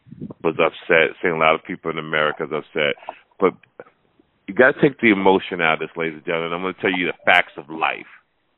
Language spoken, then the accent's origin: English; New Jersey, United States; now in Las Vegas, United States; I'm from New Jersey.